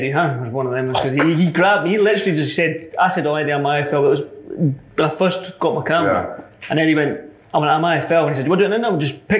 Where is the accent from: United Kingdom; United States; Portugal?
United Kingdom; Edinburgh, Scotland; accent: Scottish; my accent, being Scottish